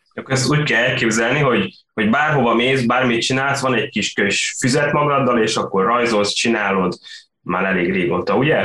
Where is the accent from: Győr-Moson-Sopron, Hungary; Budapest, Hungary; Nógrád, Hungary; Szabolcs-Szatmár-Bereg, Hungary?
Győr-Moson-Sopron, Hungary; Sopron; én Soproni vagyok